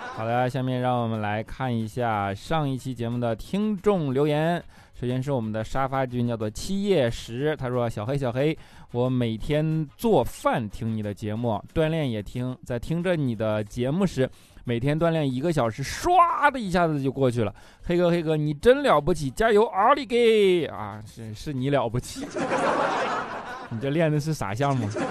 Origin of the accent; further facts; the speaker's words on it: China; 我们是中国人